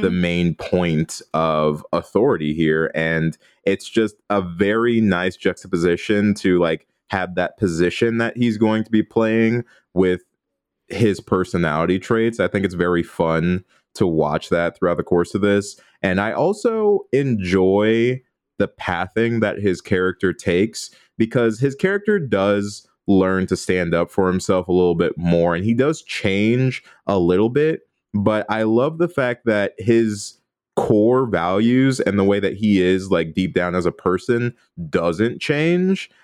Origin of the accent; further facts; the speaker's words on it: Midwest, United States; now in Los Angeles, United States; as a Midwesterner